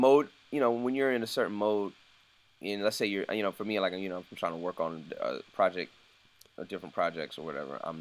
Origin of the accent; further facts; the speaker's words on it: United States; me being American and me, you know, being African American